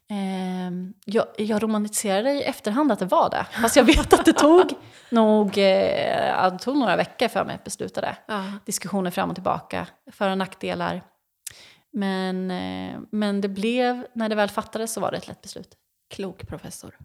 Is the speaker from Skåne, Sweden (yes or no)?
no; Mantorp, Östergötland, Sweden; jag är uppvuxen i Mantorp